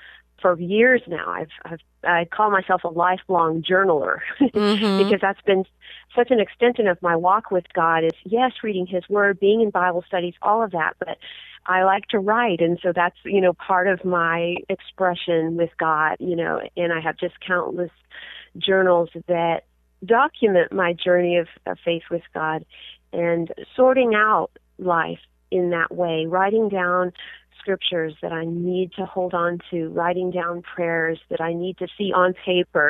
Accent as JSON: {"language": "English", "region": "Southern California", "country": "United States", "tie": "born or raised there", "said": "I was born and raised in Southern California"}